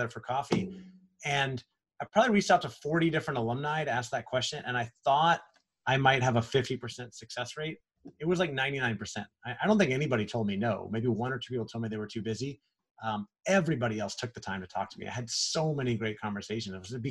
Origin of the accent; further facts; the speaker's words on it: Orlando, Florida, United States; I grew up in Orlando. My parents were there.